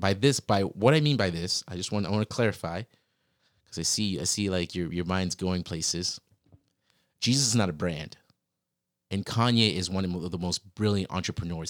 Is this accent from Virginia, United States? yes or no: yes; Virginia, United States; I grew up in Virginia